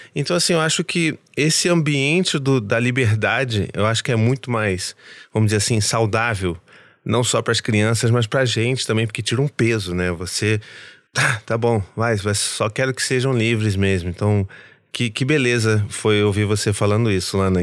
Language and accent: Portuguese; Rio de Janeiro, Brazil; eu como carioca